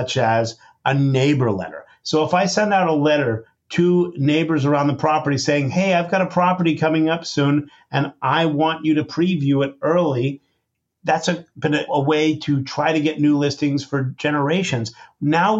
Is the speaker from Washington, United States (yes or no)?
no; San Francisco, California, United States; I grew up in San Francisco